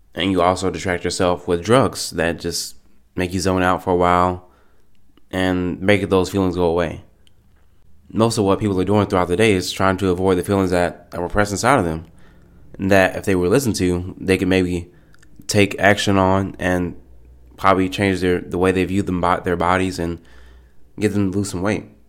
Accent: United States; I'm an American. I'm an American

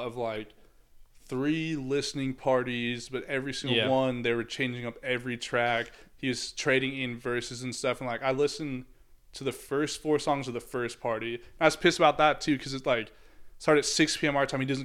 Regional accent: Chicago, Illinois, United States; I'm from Chicago

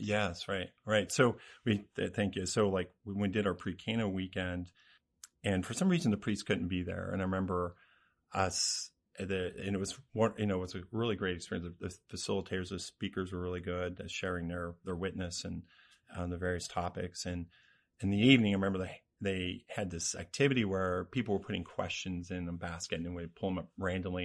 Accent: Cincinnati, Ohio, United States; now in Lancaster, United States; I'm from the Cincinnati area

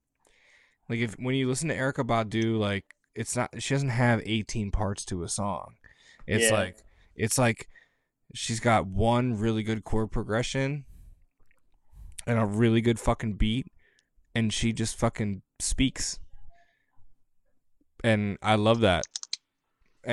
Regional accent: Baltimore, Maryland, United States; I grew up in Baltimore City on the east side in the hood.

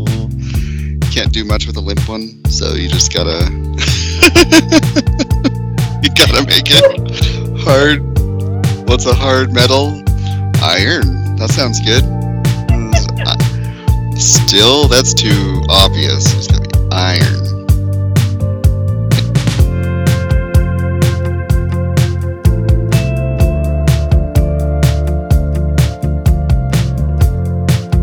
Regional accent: Idaho, United States; I told them I was from Idaho

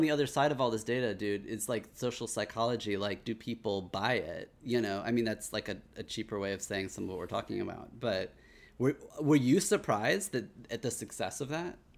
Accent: Kansas, United States; growing up in Kansas

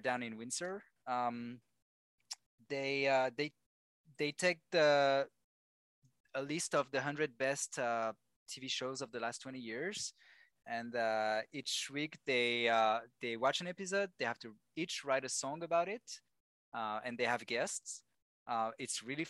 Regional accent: Lyon, Auvergne-Rhône-Alpes, France; English is a second language; moved away as an adult; also born or lived in United Kingdom / Madrid, Spain / Vancouver, Canada; now in Montreal, Canada; my hometown in Lyon

